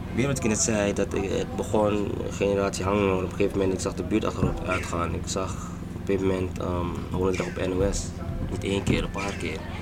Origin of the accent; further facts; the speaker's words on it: Curaçao; now in Amsterdam, Netherlands; ik kom van Curaçao en ik zie van hier in Amsterdam